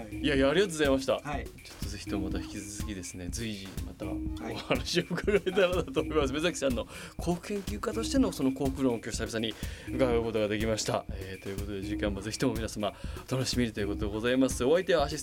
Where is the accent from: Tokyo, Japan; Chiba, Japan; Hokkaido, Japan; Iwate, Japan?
Tokyo, Japan; Machida; born or raised there